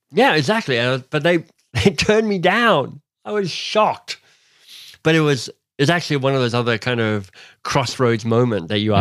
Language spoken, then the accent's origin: English; Australia; now in Canada; I was born in Australia, but I was born to a British father